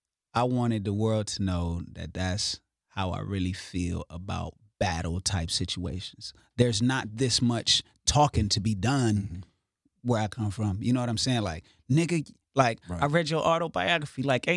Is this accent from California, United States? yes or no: yes; Inglewood, California, United States; I'm from Inglewood, and I'm here to put on for my city.